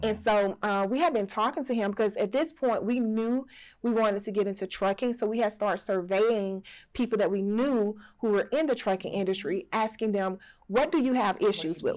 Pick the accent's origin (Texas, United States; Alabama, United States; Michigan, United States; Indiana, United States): Alabama, United States; Alberta; also born or lived in Birmingham, Alabama / Selma, Alabama; we were actually raised in when we say southern country part of Alabama. It's called Alberta, Alabama